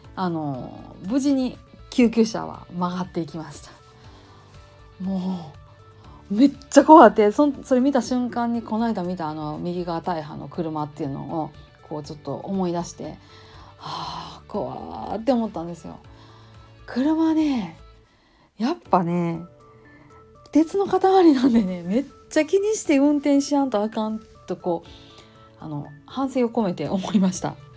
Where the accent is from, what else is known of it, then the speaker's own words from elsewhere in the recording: Kansai, Japan; accent: Kansai-ben; 関西弁でバリバリ喋り散らかす